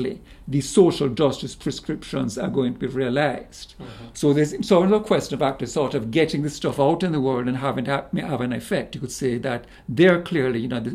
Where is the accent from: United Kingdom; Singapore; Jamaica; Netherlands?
Jamaica; also born or lived in Canada; now in United States; Originally, I'm Jamaican